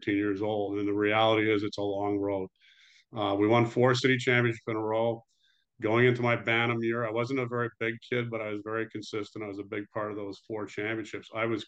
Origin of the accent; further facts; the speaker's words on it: Toronto, Ontario, Canada; I grew up in Toronto, Canada